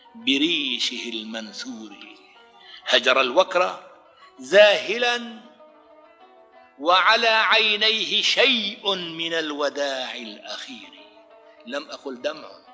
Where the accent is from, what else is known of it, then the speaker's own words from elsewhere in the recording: Idlib Governorate, Syria; moved away as an adult; also born or lived in Brazil; وازور قريتي في قضاء المعره لاودع ابناء عشيرتي